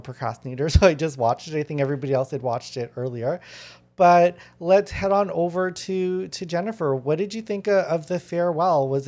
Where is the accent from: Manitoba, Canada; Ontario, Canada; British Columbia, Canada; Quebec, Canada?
Manitoba, Canada; Winnipeg; now in Toronto, Canada; I grew up in Winnipeg, which is like the murder capital of Canada